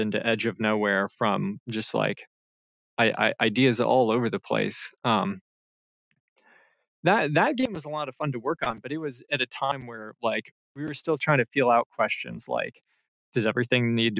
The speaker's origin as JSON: {"language": "English", "region": "North Carolina", "country": "United States", "tie": "born or raised there", "moved": "as an adult", "said": "move back to my home state of North Carolina"}